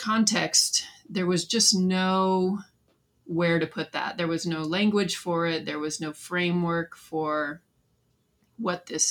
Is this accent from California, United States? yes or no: yes; Southern California, United States; I was born and raised in Southern California